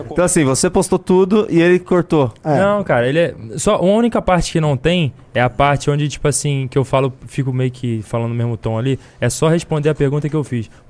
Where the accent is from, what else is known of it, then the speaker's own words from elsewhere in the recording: Rio de Janeiro, Brazil; Eu sou da Baixada. Eu venho do povão, tá ligado?